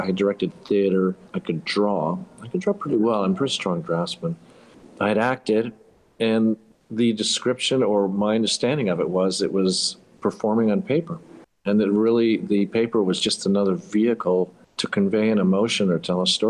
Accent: Panama; also born or lived in United States; Where are you from? Yeah, it's a long story. My father moved to Panama after World War II, raised my brothers and I, went to school in the States.

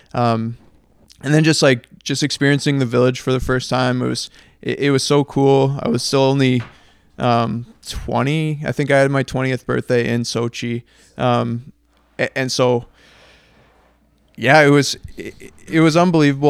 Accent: Canada; we're Canadian

